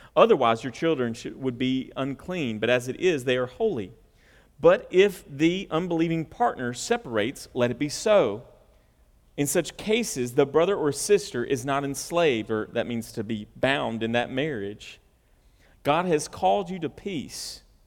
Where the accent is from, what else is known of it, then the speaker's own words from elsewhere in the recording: the South, United States; we're from the South.